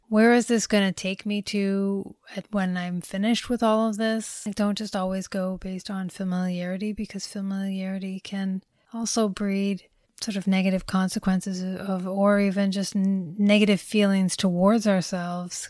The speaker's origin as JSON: {"language": "English", "town": "Toronto", "region": "Ontario", "country": "Canada", "said": "I am from Toronto, but not from downtown"}